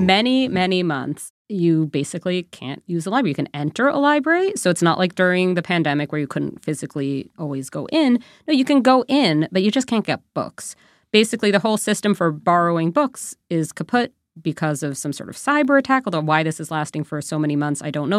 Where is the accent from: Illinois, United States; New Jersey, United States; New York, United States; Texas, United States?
New York, United States; now in Canada; I'm from New York originally